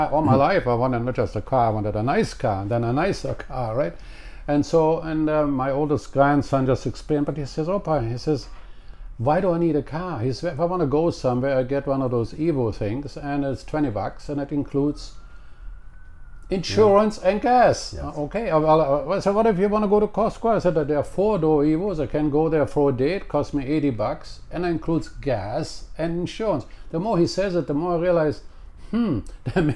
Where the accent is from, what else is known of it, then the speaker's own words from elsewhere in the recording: Cologne, North Rhine-Westphalia, Germany; English is a second language; moved away as an adult; now in Canada; in my hometown of Cologne in Germany